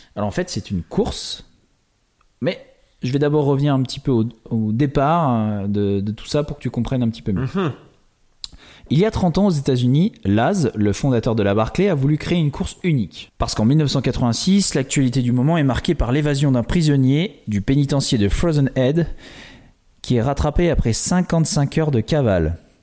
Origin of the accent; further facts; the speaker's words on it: Île d'Oléron, Nouvelle-Aquitaine, France; Je viens d'une petite île d'Atlantique, l'île de Léron